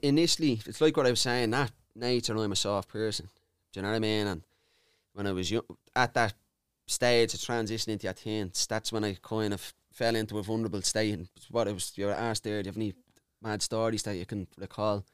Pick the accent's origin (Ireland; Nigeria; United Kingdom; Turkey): Ireland; Dublin, Leinster; I grew up in Charlotte Mount Street